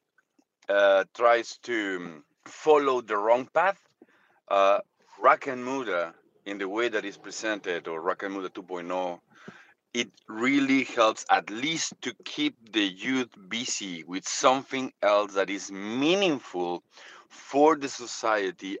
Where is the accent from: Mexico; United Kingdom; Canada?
Mexico; moved away; I'm come from Mexico, where our youth is trying to emulate the famous artists from Narcos TV series